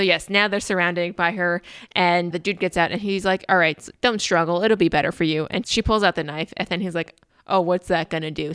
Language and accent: English; United States; accent: very American; my very American accent